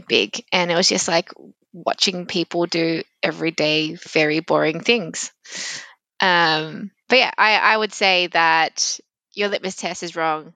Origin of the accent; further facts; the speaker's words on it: Sydney, New South Wales, Australia; accent: very, very Australian; I've moved around, um, Sydney as I've grown up